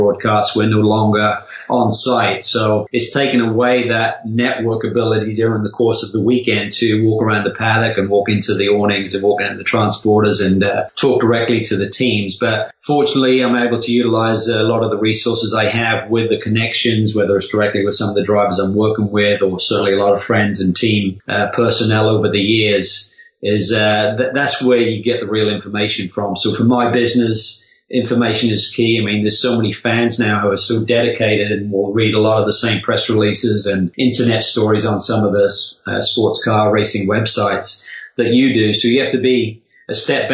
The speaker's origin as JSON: {"language": "English", "town": "Norwich", "region": "East of England", "country": "United Kingdom", "tie": "born or raised there", "said": "Norwich, my hometown"}